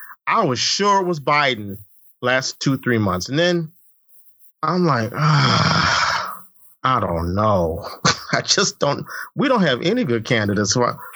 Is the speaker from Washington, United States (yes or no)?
no; Indiana, United States; also born or lived in South Bend, Indiana; I grew up in Indiana. It's very conservative.